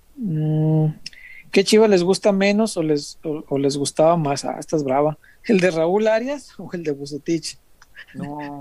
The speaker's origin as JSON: {"language": "Spanish", "town": "Guadalajara", "region": "Jalisco", "country": "Mexico", "said": "soy tapatío"}